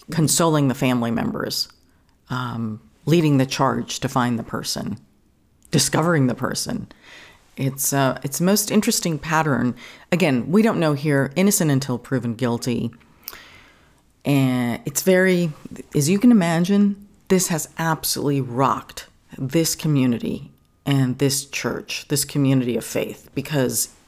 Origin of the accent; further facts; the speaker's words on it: New York, United States; growing up in New York